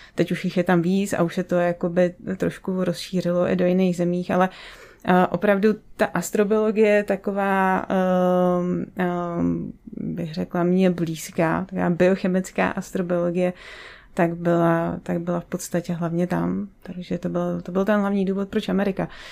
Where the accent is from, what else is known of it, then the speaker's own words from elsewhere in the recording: Třebíč, Vysočina Region, Czechia; jako malá jsem spíš chodila s tátou na hvězdárnu u nás v Třebíči, já jsem z Třebíče